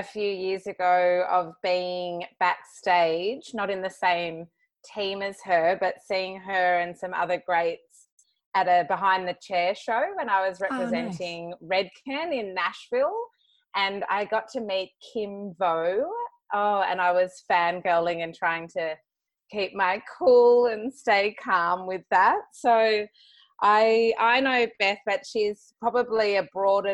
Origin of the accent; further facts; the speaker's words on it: Australia; I'm from Australia, and I just think that this is incredible that I'm sitting in my home office in Sydney, Australia